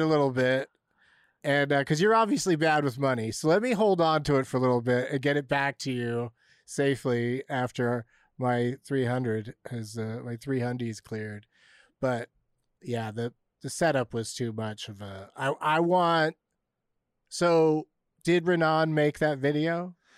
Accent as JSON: {"language": "English", "town": "San Diego", "region": "California", "country": "United States", "tie": "born or raised there", "said": "growing up in San Diego was pretty wild in that sense that I pretty regularly visited the beach, the mountains, and Tijuana"}